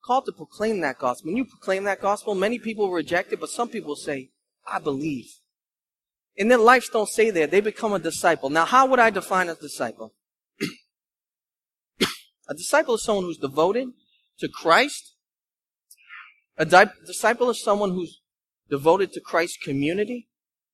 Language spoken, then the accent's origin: English; Lynn, Massachusetts, United States; I'm from Lynn